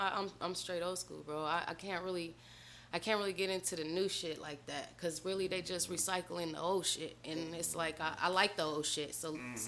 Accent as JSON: {"language": "English", "town": "Phoenix", "region": "Arizona", "country": "United States", "tie": "born or raised there", "said": "I grew up in Phoenix, Arizona, bro. All everywhere in Phoenix."}